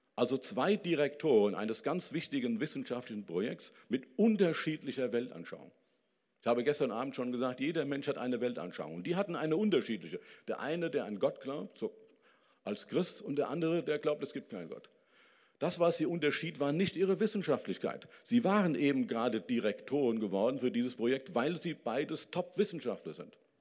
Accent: Dillenburg, Hesse, Germany; Also ich komme immer noch aus Dillenburg, aus der Stadt Wilhelm von Oraniens. Ich war auf dem Wilhelm von Oranien Gymnasium

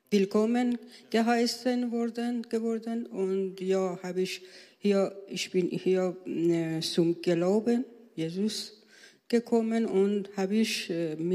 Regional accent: Iran; born there; German is a second language; Ja, ich bin in Persien geworden. Und äh, ich habe äh, als Lehrerin in Arak, Isfahan und äh, Teheran gearbeitet.

